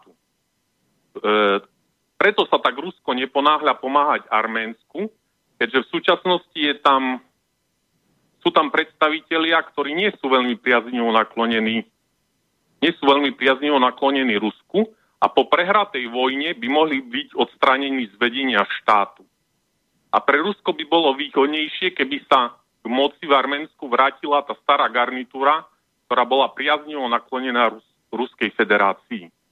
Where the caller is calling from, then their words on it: Vranov nad Topľou, Prešov Region, Slovakia; som z Vranova.